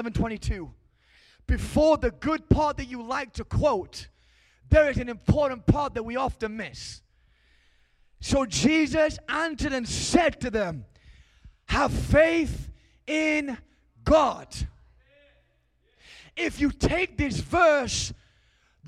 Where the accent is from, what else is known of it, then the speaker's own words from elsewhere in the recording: England, United Kingdom; I'm from England.